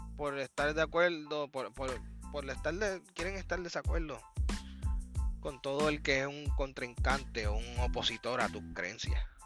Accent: Puerto Rico; soy un puertorriqueño independentista

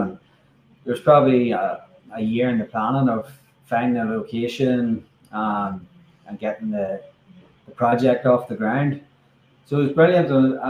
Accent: Hilltown, Northern Ireland, United Kingdom; also born or lived in Belfast; I grew up in Hilltown, County Down, not too far from Newry.

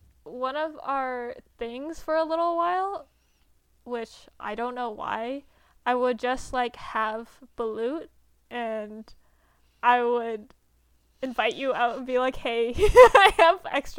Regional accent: Canada; We are Canadian and we're also Asian. Both of us are Asian.

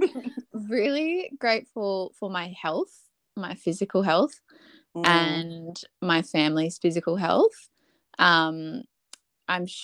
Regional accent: Adelaide, South Australia, Australia; I was born in Adelaide, here in Salisbury

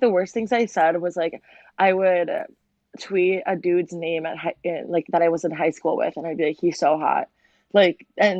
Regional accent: Fargo, North Dakota, United States; moved away; also born or lived in Los Angeles; I grew up in Fargo, North Dakota, like the butthole of the United States.

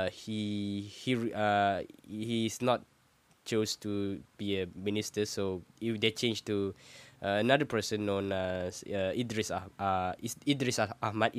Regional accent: Malaysia; I'm from Malaysia, and it's a Muslim majority country

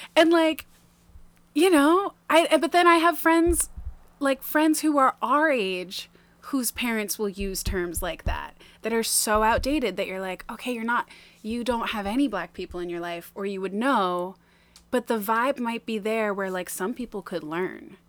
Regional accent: Maine, United States; also born or lived in New Jersey / Tampa, Florida; we moved here in January, 1995

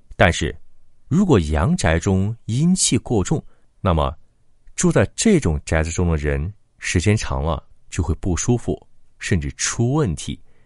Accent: China; 我们中国人

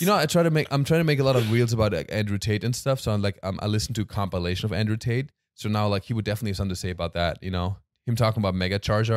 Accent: Germany; now in United States

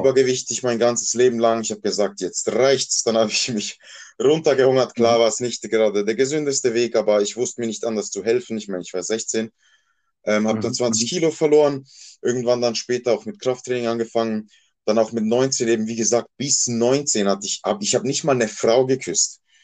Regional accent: Basel, Basel-Stadt, Switzerland; moved away as an adult; also born or lived in Bosnia and Herzegovina (ancestry) / Croatia (ancestry); now in Basel-Landschaft, Switzerland; das ist mein Geburtsort und dort bin ich aufgewachsen. Ich bin dann nach Basel-Land gezogen. Da lebe ich auch schon seit über einem Jahrzehnt, aber ja, Basel ist und bleibt meine Heimat.

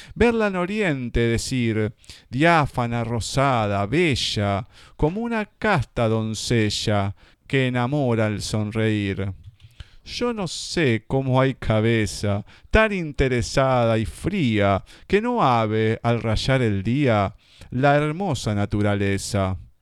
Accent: Argentina; todos los que somos argentinos

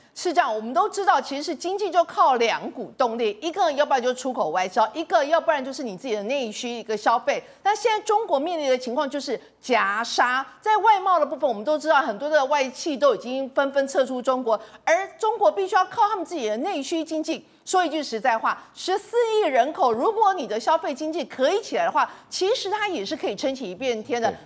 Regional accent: Taiwan; 我们台湾人民

